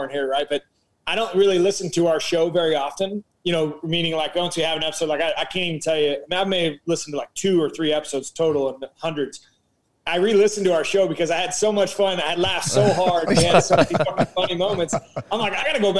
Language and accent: English; Missouri, United States; we're from Missouri, right? So we're kind of that blue collar Midwest root feel.